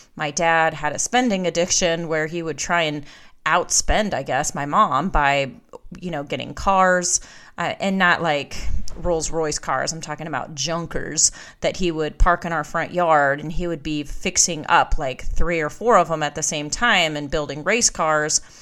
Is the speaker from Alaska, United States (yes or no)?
yes; Alaska, United States; now in Georgia, United States; I was born and raised in Alaska